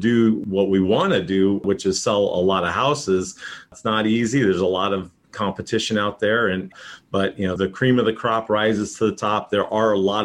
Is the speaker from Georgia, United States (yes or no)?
no; Boston, Massachusetts, United States; now in San Diego, United States; I am from the San Diego market, originally from Boston, moved out here 1984